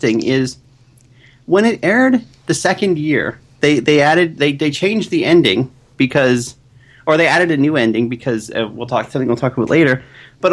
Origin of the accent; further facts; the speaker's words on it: Canada; growing up in Canada